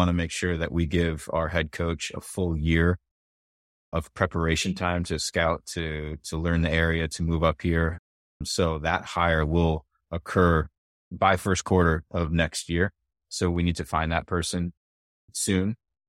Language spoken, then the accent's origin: English; Rhode Island, United States; growing up around Rhode Island, football's big, right?